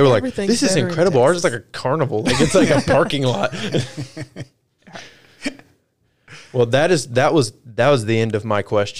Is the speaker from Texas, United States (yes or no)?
yes; Texas, United States; as a Texan